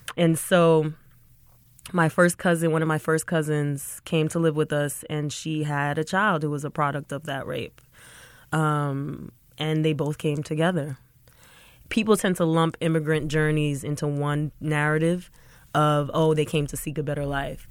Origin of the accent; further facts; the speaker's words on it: Atlanta, Georgia, United States; moved away as an adult; also born or lived in North Carolina; I was born and raised in Atlanta, Georgia, um, to a Sierra Leonean household